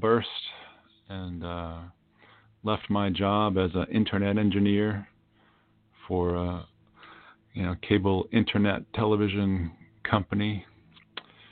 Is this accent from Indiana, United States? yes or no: no; Millis, Massachusetts, United States; moved away; also born or lived in Washington, D.C.; my hometown of Millis, Massachusetts